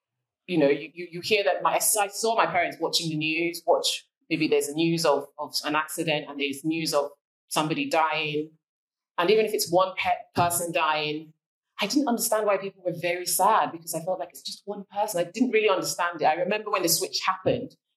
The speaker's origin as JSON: {"language": "English", "country": "Nigeria", "tie": "born or raised there", "moved": "yes", "said": "growing up in Nigeria"}